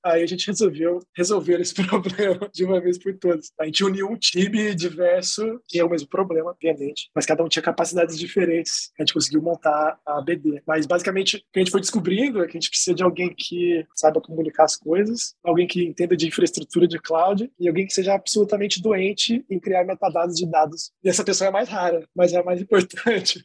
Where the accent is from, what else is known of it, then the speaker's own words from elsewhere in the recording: Campinas, São Paulo, Brazil; now in Rio de Janeiro, Brazil; Eu sou campineiro, mas moro no Rio de Janeiro, então basicamente sou carioca de coração